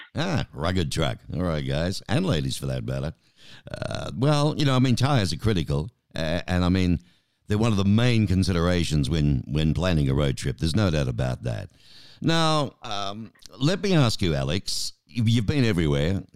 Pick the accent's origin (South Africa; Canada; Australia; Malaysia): Australia; now in Tucson, United States; being an Aussie